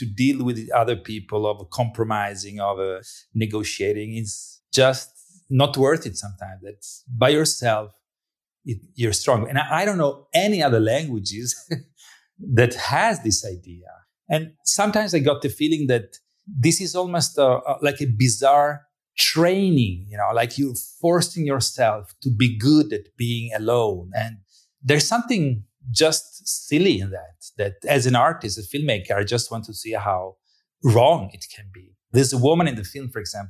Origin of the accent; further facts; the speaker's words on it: Italy; moved away as an adult; now in Sweden; I am originally from Italy. My mom is Swedish and my father is Italian.